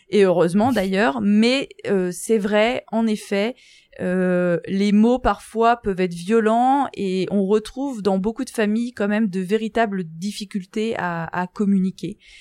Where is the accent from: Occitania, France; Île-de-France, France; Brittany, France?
Brittany, France; Guérande; moved away as an adult; now in Lille, France; Je suis originaire de, de Bretagne, plus précisément de, de Guérande